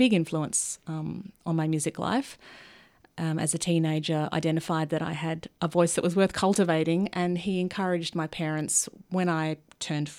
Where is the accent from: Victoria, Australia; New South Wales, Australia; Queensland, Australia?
Victoria, Australia; Melbourne; moved away; also born or lived in Sydney; I grew up in Melbourne.